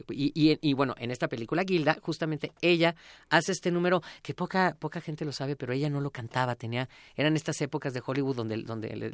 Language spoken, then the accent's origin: Spanish; Mexico